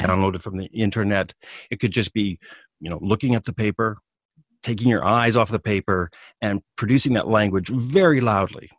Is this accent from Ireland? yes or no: no; Western Canada, Canada; moved away as an adult; now in Japan; I'm from Canada, I'm from the western part of Canada.